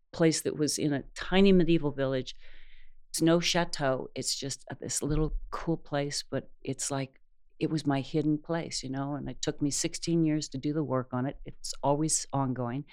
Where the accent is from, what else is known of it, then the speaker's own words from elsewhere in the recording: New York, United States; moved away; I was a transplant from New York